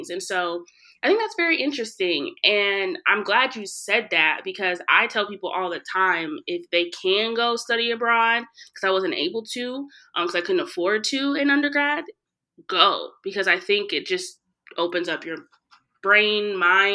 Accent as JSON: {"language": "English", "region": "the South", "country": "United States", "also_born_or_lived": "Iowa", "moved": "yes", "said": "I'm from the South"}